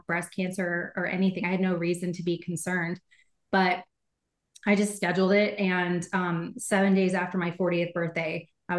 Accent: Dallas, Texas, United States; also born or lived in Austin, Texas; I was raised in Dallas

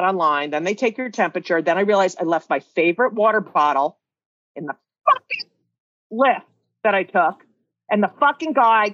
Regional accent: New Jersey, United States; I grew up in New Jersey, 27 miles from New York

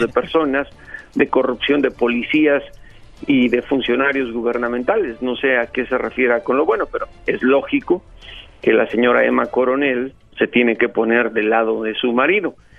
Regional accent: Mexico; en México, en mi país

